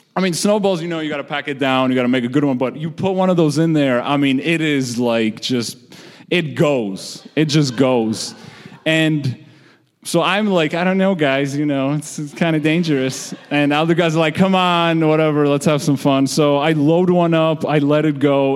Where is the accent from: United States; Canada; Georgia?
Georgia; moved away; I'm originally from the Republic of Georgia, which is a former Soviet state